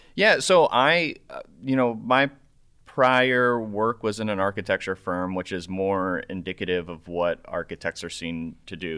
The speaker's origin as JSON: {"language": "English", "town": "Omaha", "region": "Nebraska", "country": "United States", "tie": "born or raised there", "moved": "yes", "said": "I grew up in uh, in Nebraska, uh, precisely nice. Omaha, Nebraska"}